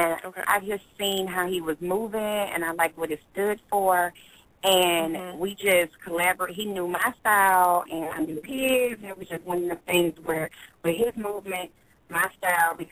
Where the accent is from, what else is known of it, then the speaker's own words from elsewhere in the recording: St. Louis, Missouri, United States; I'm from St. Louis. I've come up in, you know, very challenging situations